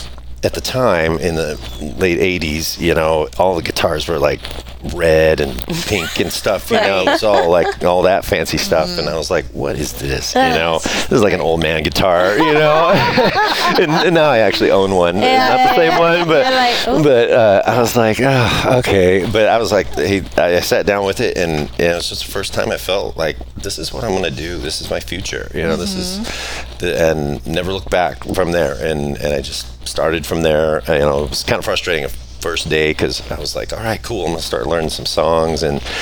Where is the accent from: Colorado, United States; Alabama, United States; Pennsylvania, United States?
Colorado, United States; born there; I was born in Colorado